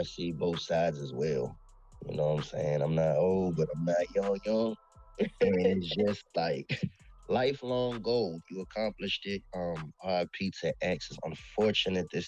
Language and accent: English; Virginia, United States; I'm from Virginia.